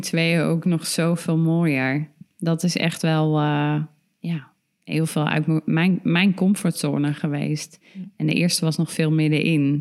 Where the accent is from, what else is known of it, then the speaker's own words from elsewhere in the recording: Ermelo, Gelderland, Netherlands; ik kom uit Ermelo, mijn ouders uit Nunspeet